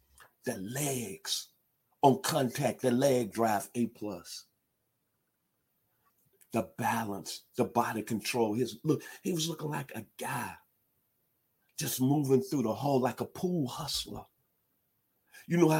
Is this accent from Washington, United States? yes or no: no; Memphis, Tennessee, United States; growing up in Memphis, Tennessee at the 901 and 7 years old